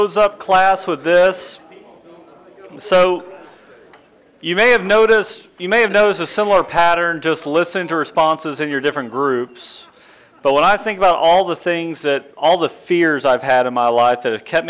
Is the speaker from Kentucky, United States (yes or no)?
yes; Central Kentucky, United States; growing up in Central Kentucky